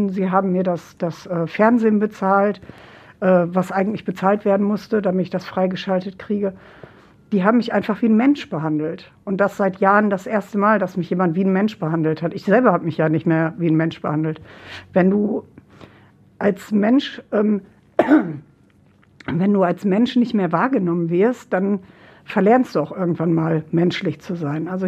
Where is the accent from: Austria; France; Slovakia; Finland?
Finland; meine leibliche Mutter ist gestorben und wir kommen eben halt äh, aus Finnland.